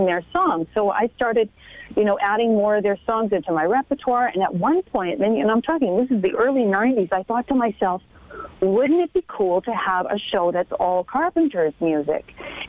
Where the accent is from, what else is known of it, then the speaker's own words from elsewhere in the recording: Humboldt, Saskatchewan, Canada; moved away as an adult; also born or lived in Toronto; now in Connecticut, United States; I grew up in Saskatchewan, and I was a farm kid